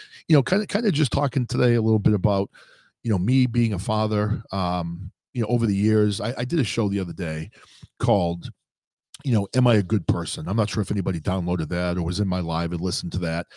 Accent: New Hampshire, United States; I grew up in New Hampshire.

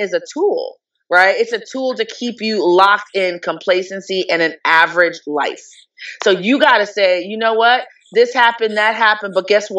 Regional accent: New York City, New York, United States; moved away as an adult; also born or lived in Jamaica / Abilene, Texas; I am from originally born in Jamaica, but grew up in New York City

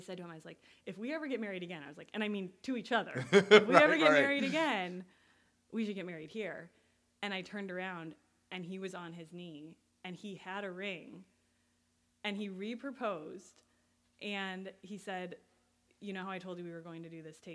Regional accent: Colorado, United States; moved away as an adult; now in Chicago, United States; I grew up in Colorado

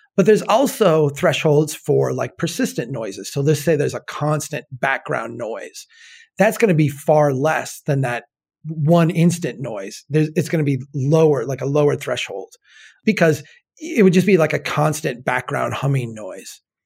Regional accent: Minnesota, United States; I am a Minnesotan

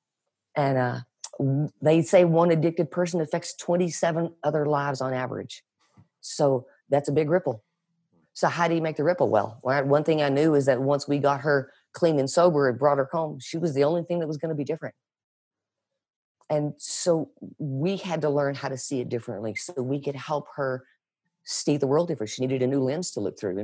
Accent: Belen, New Mexico, United States; we're from Belen, New Mexico.

